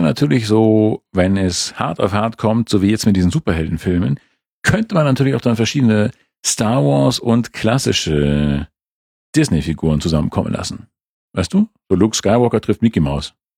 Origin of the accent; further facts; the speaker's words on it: Schleswig-Holstein, Germany; now in Munich, Germany; als Schleswig-Holsteiner